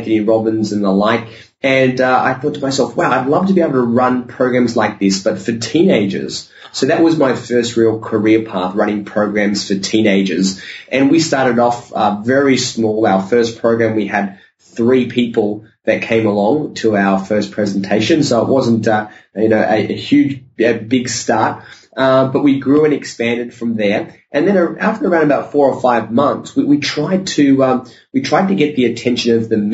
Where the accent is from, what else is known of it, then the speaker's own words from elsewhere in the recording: Sydney, New South Wales, Australia; I grew up in Sydney, Australia